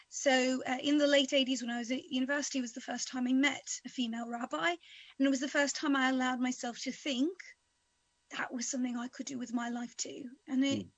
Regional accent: Houston, Texas, United States; moved away as an adult; also born or lived in Oxford, United Kingdom; now in United Kingdom; I did grow up in Texas, and and my you know, my childhood was in the United States

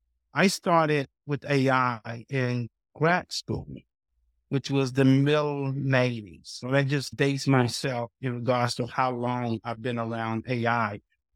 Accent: Athens, Georgia, United States; I moved back down south. So I grew up right outside of Athens, Georgia.

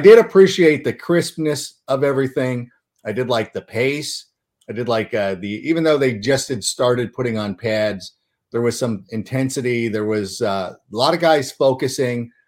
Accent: Southern California, United States; I was growing up in Southern California

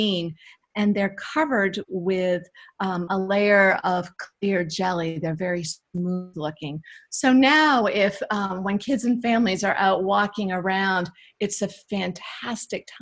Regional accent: Maine, United States; I grew up in Maine and loved to wander around the woods behind my parents' house.

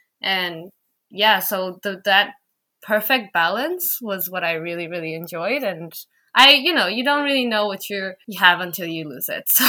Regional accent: Dhaka, Dhaka Division, Bangladesh; moved away as an adult; also born or lived in Wollongong, Australia / Bangkok, Thailand; now in Berlin, Germany; I am from Bangladesh. I'm from the city of Dhaka there, the capital, and I'm currently living in Berlin, Germany, and I've been here since about a year and a half now.

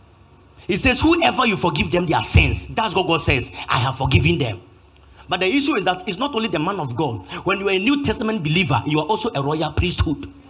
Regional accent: Kumasi, Ashanti, Ghana; I'm from Kumasi.

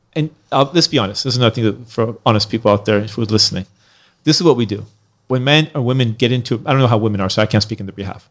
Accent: Iran; now in United States; I was born in Iran. Then I came to America

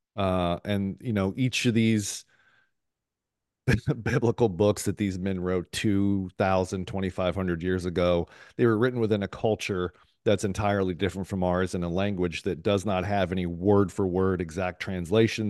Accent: Columbus, Ohio, United States; also born or lived in San Diego, California; now in Tampa, United States; born in San Diego, uh, raised in Columbus, Ohio for, um, good portion of my life

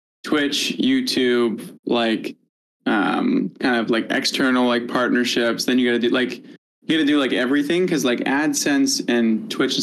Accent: New England, United States; I'm born in New England

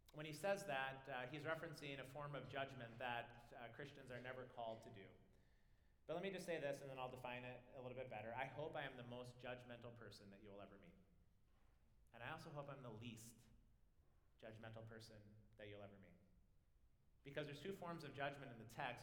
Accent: United States; also born or lived in Scotland; This is my home. I was born here. I love America

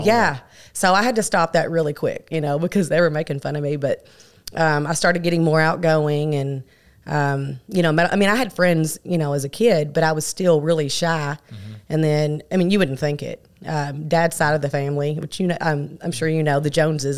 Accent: Miami, Florida, United States; now in Paragould, United States; I moved to Miami, Florida at a very young age, at three or four. So my younger years I spent there

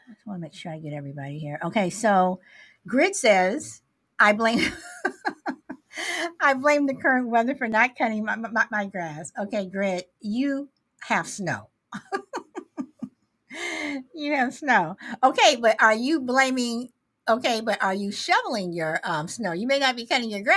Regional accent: Midwest, United States; moved away; also born or lived in Southern California; even though I lived in Southern California, I grew up in the Midwest

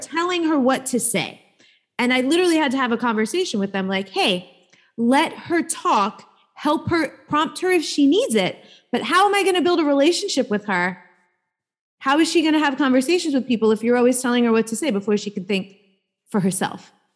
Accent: New York City, New York, United States; I grew up in New York

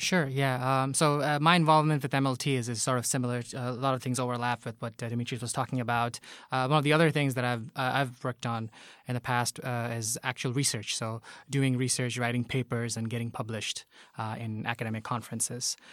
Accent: Bangladesh; moved away as an adult; now in Tokyo, Japan; I'm from Bangladesh

